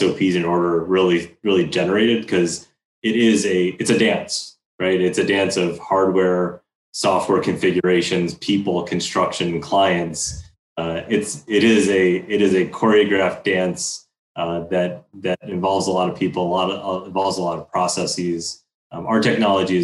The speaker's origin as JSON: {"language": "English", "town": "Chicago", "region": "Illinois", "country": "United States", "tie": "born or raised there", "said": "growing up in Chicago"}